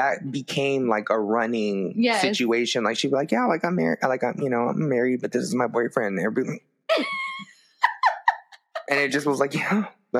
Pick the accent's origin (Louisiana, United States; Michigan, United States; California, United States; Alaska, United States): California, United States; West Covina; And I'm from West Covina.